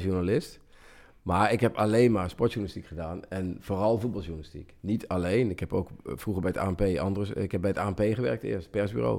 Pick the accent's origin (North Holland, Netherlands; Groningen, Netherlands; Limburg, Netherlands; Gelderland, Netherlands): Limburg, Netherlands; Central; ik kom uit Midden-Limburg